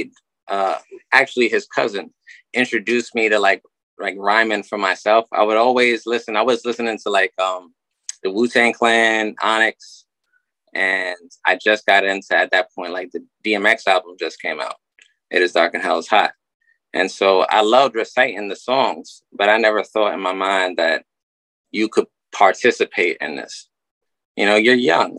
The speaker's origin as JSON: {"language": "English", "area": "Rockland County", "region": "New York", "country": "United States", "also_born_or_lived": "Trenton, New Jersey", "said": "I'm from Rockland as well"}